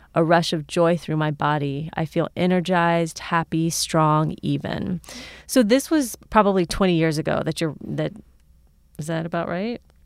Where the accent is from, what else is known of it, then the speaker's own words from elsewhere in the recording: Cincinnati, Ohio, United States; someone who's from here but has also lived a lot of different places